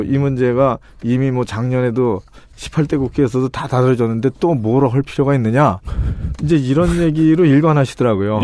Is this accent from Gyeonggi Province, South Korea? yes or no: yes; Paju, Gyeonggi Province, South Korea; 제 고향이 이제 파주니까